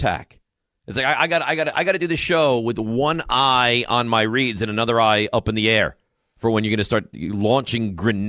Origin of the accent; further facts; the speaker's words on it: Long Island, New York, United States; moved away; I'm born and raised on Long Island. I lived on Long Island for 20 plus years.